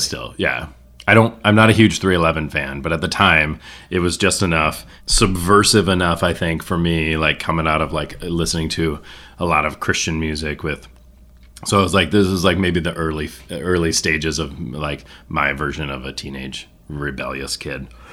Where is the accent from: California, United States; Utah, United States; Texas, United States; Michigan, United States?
Michigan, United States; Mackinaw City; It's not rural. That's the one weird thing about Mackinac City in terms of being from northern Michigan